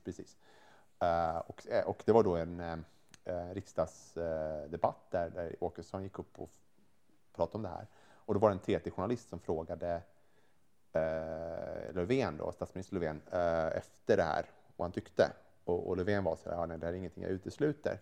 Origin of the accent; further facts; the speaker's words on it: Sweden; som svensk